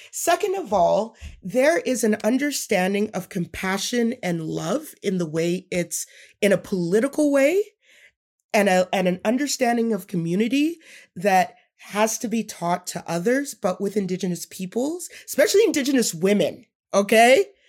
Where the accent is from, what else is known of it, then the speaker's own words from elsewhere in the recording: Edmonton, Alberta, Canada; I grew up in Edmonton